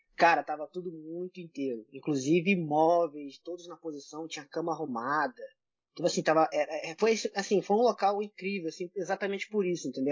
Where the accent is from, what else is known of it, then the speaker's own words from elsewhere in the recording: Brazil; eu, sendo brasileiro